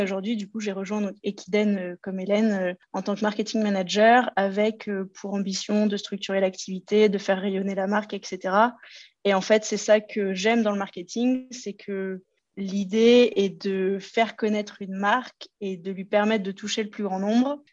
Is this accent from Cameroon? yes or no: no; Loir-et-Cher, Centre-Val de Loire, France; moved away as an adult; also born or lived in Paris region; now in Lyon region, France; je suis originaire du Loir-et-Cher, dans le centre de la France